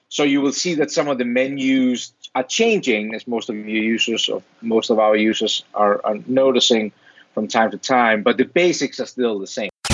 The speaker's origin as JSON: {"language": "English", "country": "Denmark", "moved": "as an adult", "lives_now": "Rochester, United States", "said": "I'm originally from Denmark. That's where the weird accent and, and weird name comes from"}